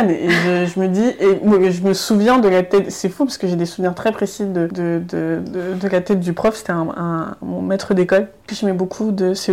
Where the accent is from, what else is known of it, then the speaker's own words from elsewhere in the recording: Germany; French is a second language; ben voilà moi je viens de d'Allemagne donc il y avait des étudiants qui venaient d'Allemagne